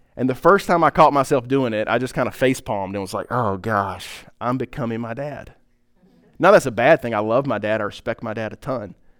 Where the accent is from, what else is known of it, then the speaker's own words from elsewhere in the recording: Pine Top, United States; I'm from Pi, I'm from up Pine Top